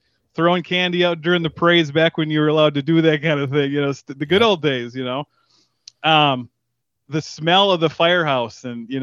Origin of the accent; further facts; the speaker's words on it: Negaunee, Michigan, United States; Grew up in the UP, the Upper Peninsula of Michigan.